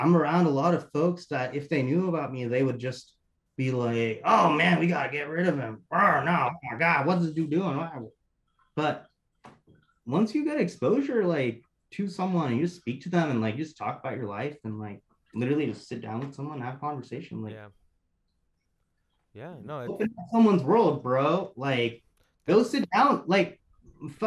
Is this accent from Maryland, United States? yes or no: no; Oklahoma, United States; also born or lived in Bangladesh / Denver; I grew up in Oklahoma, in a big town in Oklahoma, and the biggest like city in Oklahoma